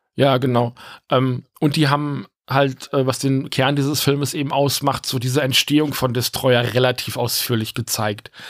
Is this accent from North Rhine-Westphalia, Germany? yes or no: yes; Rheine, North Rhine-Westphalia, Germany; wir haben ja vorher auch in der Wohnung an der anderen Ecke in Rheine gewohnt